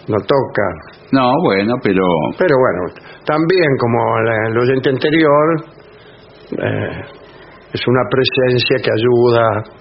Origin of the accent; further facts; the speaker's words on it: Argentina; la felicidad de ser argentino